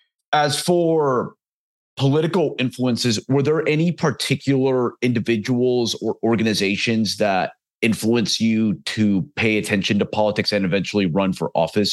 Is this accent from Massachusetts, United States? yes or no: no; Dallas, Texas, United States; I grew up in the North Dallas area